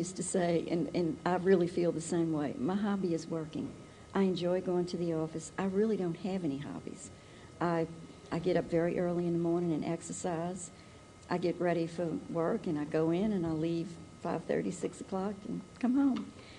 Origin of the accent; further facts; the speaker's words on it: New Orleans, Louisiana, United States; I'm from New Orleans. My husband was from New Orleans. And we're just like one big family over there.